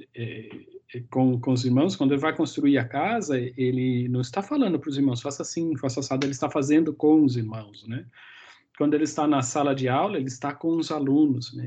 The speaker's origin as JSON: {"language": "Portuguese", "town": "Americana", "region": "São Paulo", "country": "Brazil", "tie": "born or raised there", "said": "Eu sou natural do interior de São Paulo, a cidade de Americana"}